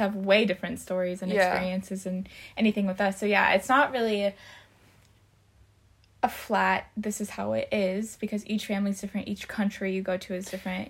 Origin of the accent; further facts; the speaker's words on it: United States; first language English; moved away as an adult; also born or lived in Missouri / Munich, Germany; we are American and English is our native language